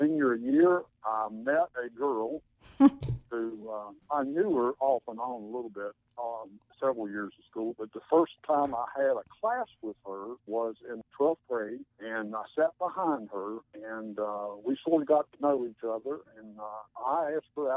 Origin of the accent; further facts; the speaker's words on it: Elkton, Virginia, United States; I'm from Elkton originally. In fact, north of Elkton, almost